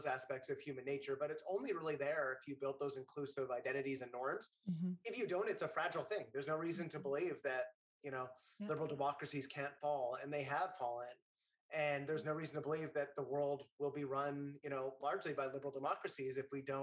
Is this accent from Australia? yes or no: no; Northern Canada, Canada; moved away as an adult; now in New York City, United States; When I was a kid, I grew up in Northern Canada